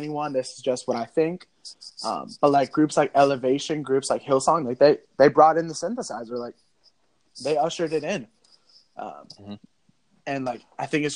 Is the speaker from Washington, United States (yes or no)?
yes; Vancouver, Washington, United States; I grew up in Vancouver, yeah. Washington, right across from Portland